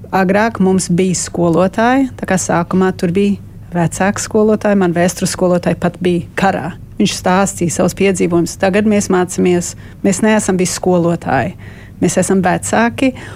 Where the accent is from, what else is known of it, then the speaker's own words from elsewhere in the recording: Melbourne, Victoria, Australia; moved away as an adult; now in Riga, Latvia; Mums ir Melbournes, mums ir Latviešu skola, un tā skola ir pār 70 gadu tagad stāvējis. Mana mamma tur gāja, es tur gāju.